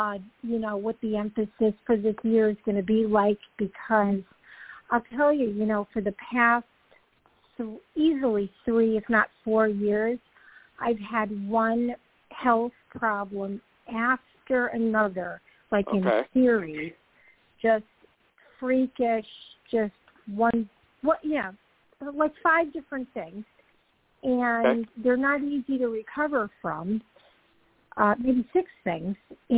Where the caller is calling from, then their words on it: Georgia, United States; I'm calling from Georgia.